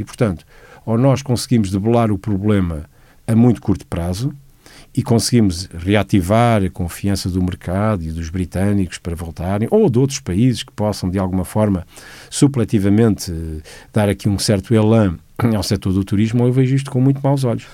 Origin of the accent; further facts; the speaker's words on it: Lisbon, Portugal; eu nasci em 61 e sou a primeira geração de Lisboa. No entanto, eu sinto que apesar de ter nascido em Lisboa e me sentir como lisboeta